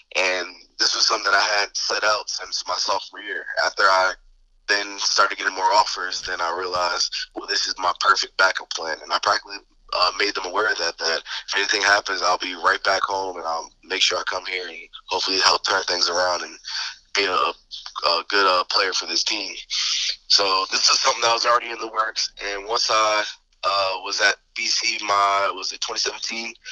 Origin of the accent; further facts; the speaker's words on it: Delaware, United States; me being born and raised in Delaware, Delaware is the second smallest state, so it's not very big